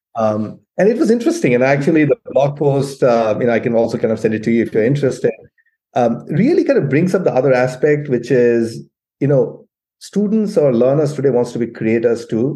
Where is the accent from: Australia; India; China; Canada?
India; moved away as an adult; now in United States; I grew up in India, I came to the US, I'm mm-hmm. still mm-hmm. connected to my family in India.